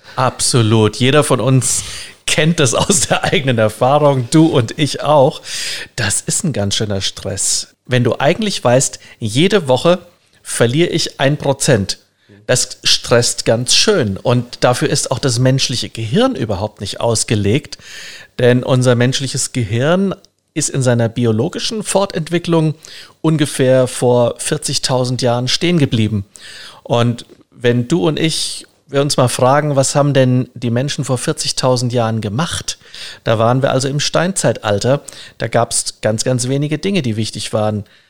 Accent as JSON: {"language": "German", "country": "Germany", "said": "wir sind als Deutsche"}